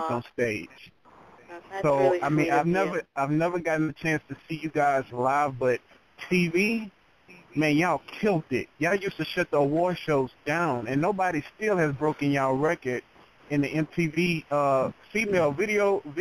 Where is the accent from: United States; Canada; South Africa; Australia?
United States; Texas; accent: Southern; Yeah, I'm Southern, I'm from Texas